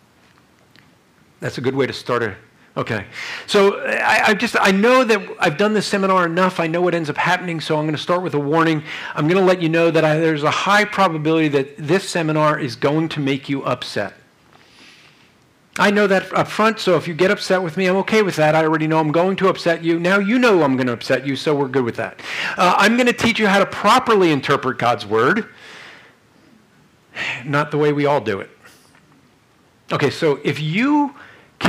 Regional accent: New Jersey, United States; I'm from Jersey

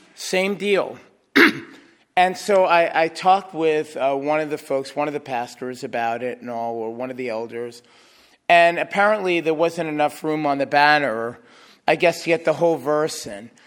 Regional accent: New York City, New York, United States; Growing up in New York City

